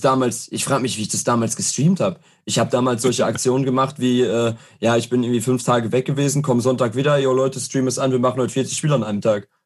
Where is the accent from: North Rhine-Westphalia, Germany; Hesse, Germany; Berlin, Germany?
North Rhine-Westphalia, Germany; Herne; ich komme aus Herne